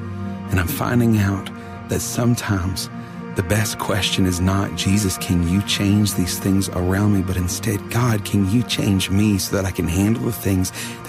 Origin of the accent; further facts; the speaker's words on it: hometown hit by Hurricane Harvey, Texas, United States; Hurricane Harvey came from my hometown and in 2 days poured 44 inches of rain on my house